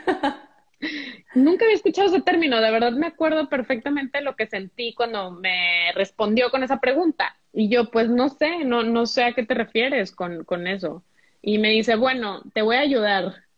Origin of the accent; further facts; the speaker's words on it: Monterrey, Nuevo León, Mexico; also born or lived in Mexico City / Oaxaca; nací en Monterrey